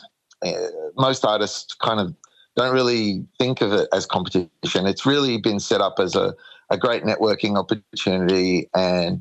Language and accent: English; Sydney, New South Wales, Australia; moved away as an adult; now in Kiama, Australia; moved down the coast to Kiama. I'm originally from Sydney.